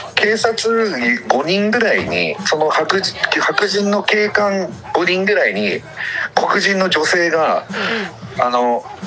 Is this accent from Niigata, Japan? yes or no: no; Tomakomai, Hokkaido, Japan; 地元で苫小牧